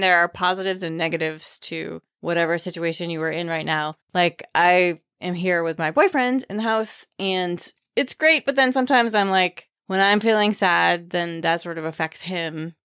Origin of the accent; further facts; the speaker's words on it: Maine, United States; I grew up in Maine, where people who grew up in Maine, many of them don't say the letter R